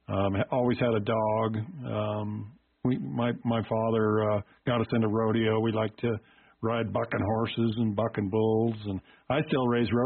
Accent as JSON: {"language": "English", "country": "United States", "tie": "born or raised there", "lives_now": "Rock Springs, United States", "said": "growing up around Yellowstone"}